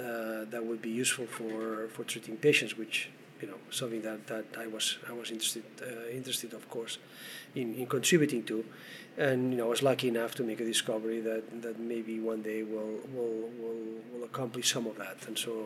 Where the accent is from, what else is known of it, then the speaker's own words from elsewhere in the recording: Canada; And of course, one is proud of being a Canadian in Canada and being, you know, able to do research in that.